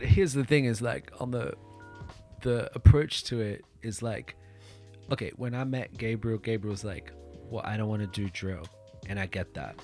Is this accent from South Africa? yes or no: yes; South Africa; now in Tokyo, Japan; I come from South Africa and it's like I grew up during apartheid